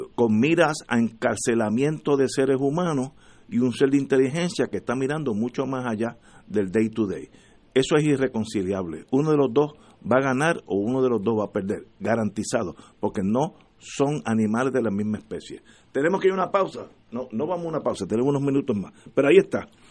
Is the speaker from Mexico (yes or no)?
no; Puerto Rico; todos los que somos puertorriqueños